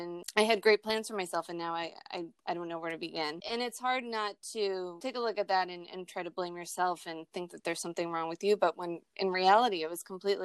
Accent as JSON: {"language": "English", "town": "Pepperell", "region": "Massachusetts", "country": "United States", "tie": "born or raised there", "said": "I grew up in Pepperell, Mass., which is this small little town up by the New Hampshire border"}